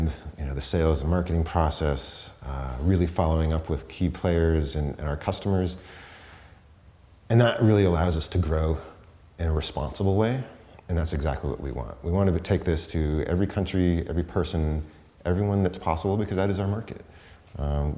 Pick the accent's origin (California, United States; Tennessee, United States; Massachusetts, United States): Massachusetts, United States; Boston; moved away as an adult; also born or lived in Amherst, Massachusetts / Portsmouth, New Hampshire; now in San Francisco, United States; I was born and raised around Boston